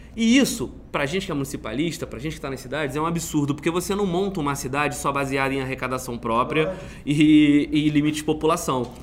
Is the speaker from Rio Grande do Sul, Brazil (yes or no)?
no; Petrópolis, Rio de Janeiro, Brazil; minha cidade de Petrópolis